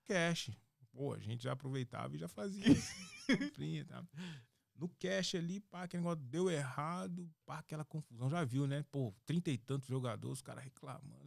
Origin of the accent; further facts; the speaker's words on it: Minas Gerais, Brazil; moved away as an adult; also born or lived in Spain / São Paulo; eu saí de Minas, para Espanha